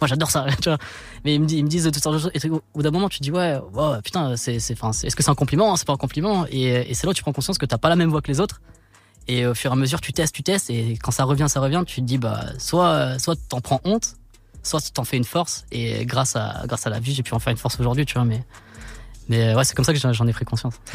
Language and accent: French; Chartres, Centre-Val de Loire, France; je suis né là-bas. Je suis né à Chartres. J'ai grandi là-bas